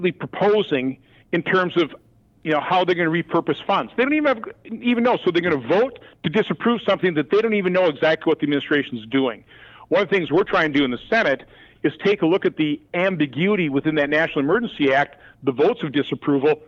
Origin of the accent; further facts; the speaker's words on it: Minneapolis, Minnesota, United States; now in Wisconsin, United States; I remember growing up in the Minneapolis area